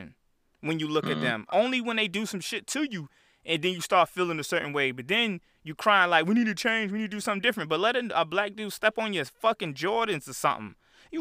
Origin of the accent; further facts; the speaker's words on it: Chicago, Illinois, United States; I'm from Chicago